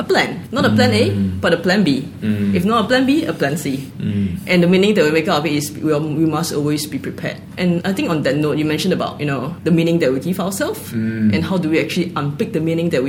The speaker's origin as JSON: {"language": "English", "country": "Singapore", "moved": "yes", "said": "my background, I came from Singapore"}